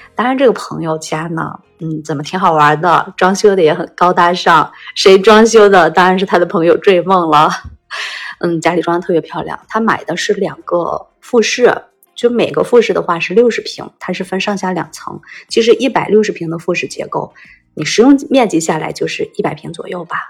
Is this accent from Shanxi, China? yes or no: yes; Shanxi, China; 我们山西人